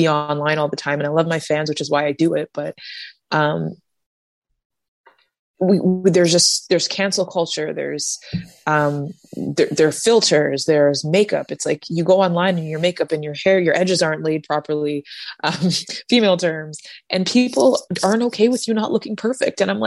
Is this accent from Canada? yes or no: yes; Canada; I am a Canadian artist that's Black with blue hair that grew up learning three different languages